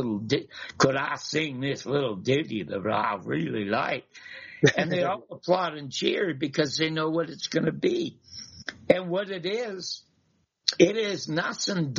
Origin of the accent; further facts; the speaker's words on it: Canada; moved away; I was just from Canada, and I'm just an ordinary wasp